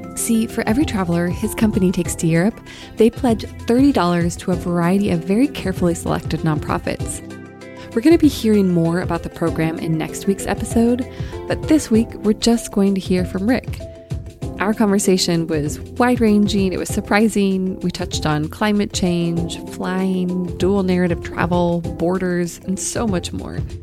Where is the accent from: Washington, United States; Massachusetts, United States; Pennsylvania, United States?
Washington, United States; I was born and raised in Washington State, not far from his headquarters in Edmonds, Washington.